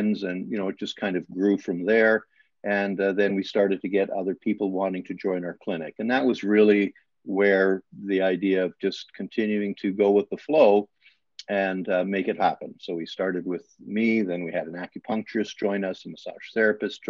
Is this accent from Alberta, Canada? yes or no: yes; Alberta, Canada; English is a second language; moved away as an adult; now in Brantford, Canada; as a farm kid in Canada, I was raised in Alberta.